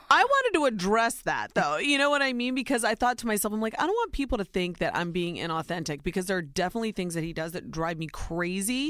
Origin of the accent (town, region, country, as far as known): Ohio, United States; born or raised there